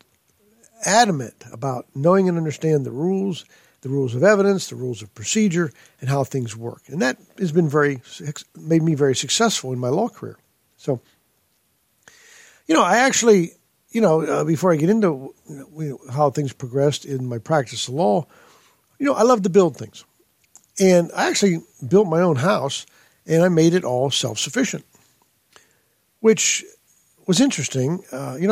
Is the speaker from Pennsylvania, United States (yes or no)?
yes; Pittsburgh, Pennsylvania, United States; moved away as an adult; also born or lived in California; now in Pulaski, Tennessee, United States; I grew up in Pittsburgh, Pennsylvania, and I went to college there